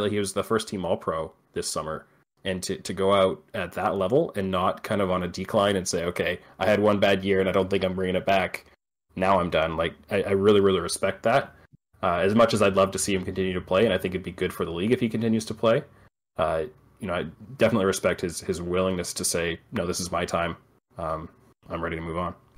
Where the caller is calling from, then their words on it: Vancouver Island, British Columbia, Canada; I'm calling from Vancouver Island in Canada